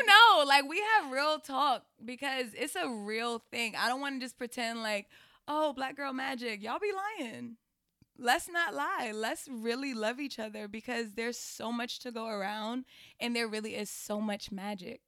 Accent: New York City, New York, United States; I'm originally from Queens.

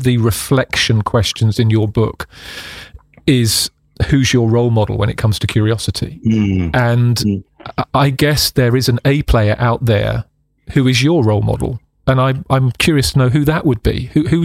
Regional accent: United Kingdom; the UK, which is my home country

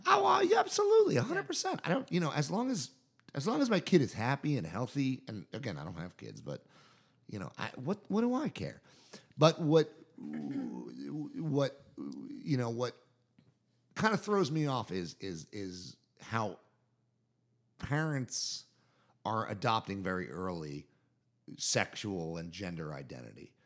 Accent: Jersey Shore, New Jersey, United States; moved away as an adult; also born or lived in New York; now in Durham, United States; I grew up on the Jersey Shore.

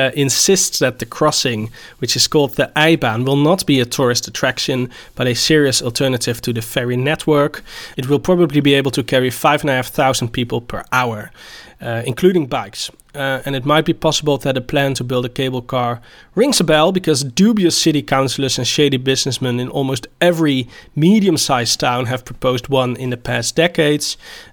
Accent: Roosendaal, North Brabant, Netherlands; I come from Roosendaal

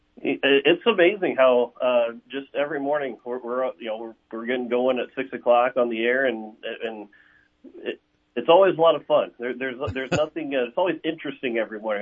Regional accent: Cape Girardeau, Missouri, United States; moved away as an adult; now in Pierre, United States; I'm originally from Cape Girardeau, Missouri, which is about an hour hour and a half south of St. Louis

